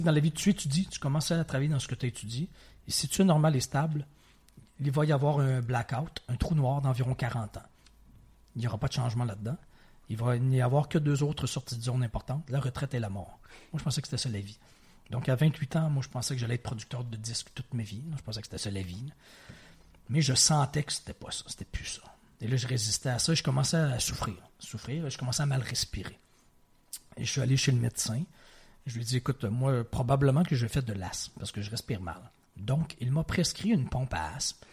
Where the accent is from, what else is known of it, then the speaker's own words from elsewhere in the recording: Quebec City, Quebec, Canada; also born or lived in Provence / Ontario / Montreal; j'ai évolué la grande majorité, euh, partie de ma vie à Québec, dans la ville de Québec, au Québec, mais j'habitais, je, retourne très loin dans mon enfance, mais de 2 à 4 ans en Provence